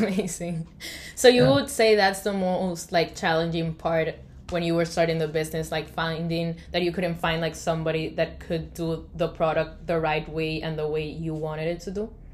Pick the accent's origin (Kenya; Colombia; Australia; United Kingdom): Colombia; now in United States; I come from Colombia